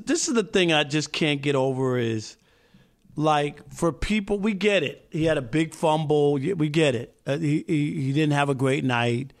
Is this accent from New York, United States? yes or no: yes; New York, United States; growing up in New York